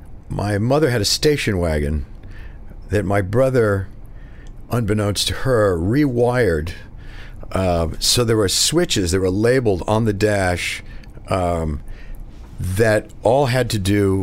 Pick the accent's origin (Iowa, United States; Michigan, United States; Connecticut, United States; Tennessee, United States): Connecticut, United States; I grew up here in New York, actually in Connecticut.